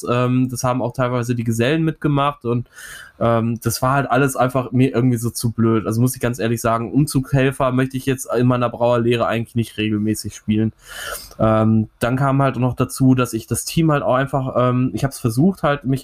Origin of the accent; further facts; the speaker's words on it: Bochum, North Rhine-Westphalia, Germany; born there; Bochum, meiner Geburtsstadt auch tatsächlich, muss ich ja sagen. Hier ist der kleine … vor 30 Jahren im St. Elisabeth äh, Krankenhaus geboren worden.